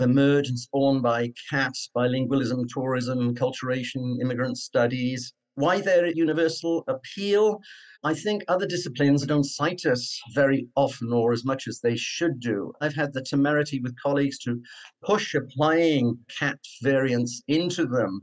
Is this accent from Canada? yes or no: no; Cardiff, Wales, United Kingdom; accent: Cardiff; moved away; I was born in Cardiff, Wales, which has its own particular accent